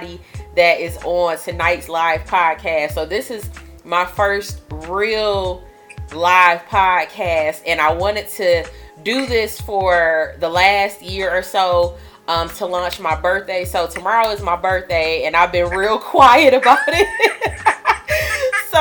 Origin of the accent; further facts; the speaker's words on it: the South, United States; accent: country accent, twang; my country accent, and I cannot help it that my family is from, some of them are from the South, so it kind of, the twang just comes out